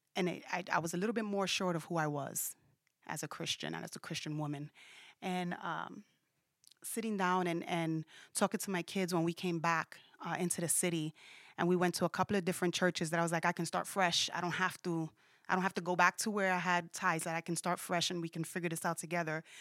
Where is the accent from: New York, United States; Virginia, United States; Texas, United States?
New York, United States; New York City; when I was raised in Brooklyn, where I was raised at in Brooklyn